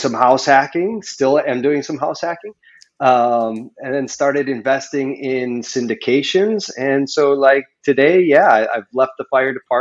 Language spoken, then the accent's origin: English; Chicago, Illinois, United States; moved away as an adult; also born or lived in Colorado / Italy; now in Maui, United States; I was born in Chicago. So I was born in Chicago.